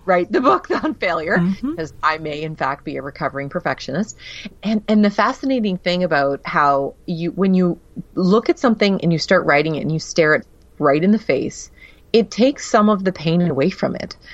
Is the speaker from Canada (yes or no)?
yes; Canada; I'm Canadian